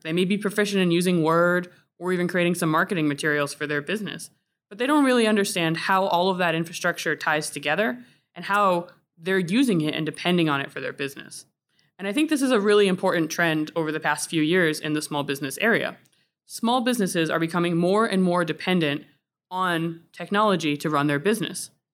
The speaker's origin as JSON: {"language": "English", "region": "Florida", "country": "United States", "tie": "born or raised there", "moved": "yes", "lives_now": "New England, United States", "said": "I grew up in Florida"}